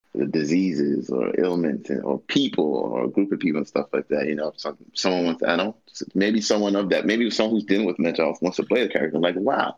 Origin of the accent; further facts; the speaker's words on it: New York, United States; I'm from New York.